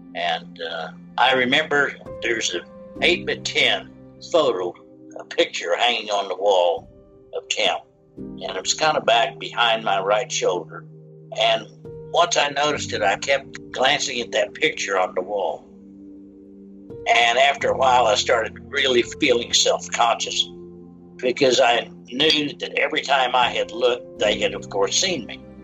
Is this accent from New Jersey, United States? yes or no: no; Shawnee, Oklahoma, United States; I uh, grew up on a dairy farm in central Oklahoma and I attended Catholic elementary school, Catholic high school in Shawnee, Oklahoma